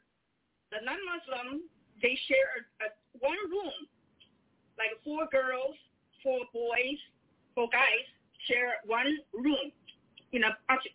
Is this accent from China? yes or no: yes; China; moved away as an adult; now in United States; I came from China. I grew up in China and came to the United States when I was 25 years old.